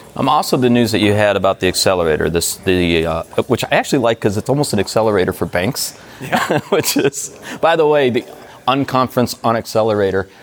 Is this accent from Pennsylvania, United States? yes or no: no; Detroit, Michigan, United States; moved away; I'm from Detroit originally, right. so we're U.S. boys.